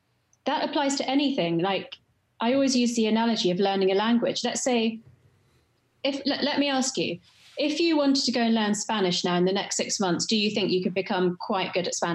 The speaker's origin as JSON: {"language": "English", "region": "London", "country": "United Kingdom", "said": "West London, Chelsea."}